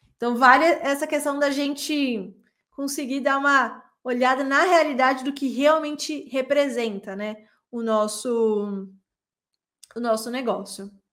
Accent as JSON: {"language": "Portuguese", "region": "São Paulo", "country": "Brazil", "moved": "as an adult", "lives_now": "Belo Horizonte, Brazil", "said": "eu sou de São Paulo e eu vim morar em, em Belo Horizonte pela primeira vez em 2010"}